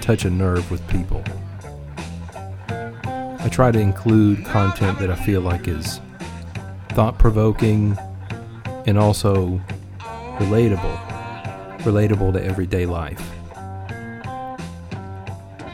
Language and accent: English; Mississippi, United States; Growing up in Mississippi, you're around blues music a decent amount in various public places.